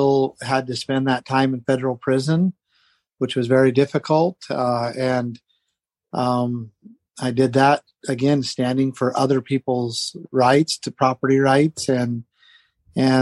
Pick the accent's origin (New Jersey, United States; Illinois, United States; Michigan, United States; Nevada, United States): Nevada, United States; Southern; now in Idaho, United States; I grew up in Southern Nevada on a ranch.